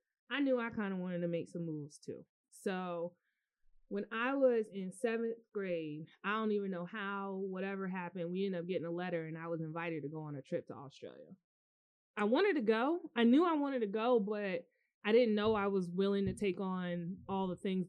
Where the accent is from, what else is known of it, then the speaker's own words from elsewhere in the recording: Cary, North Carolina, United States; So yeah, growing up in Cary, North Carolina was a very interesting experience culturally.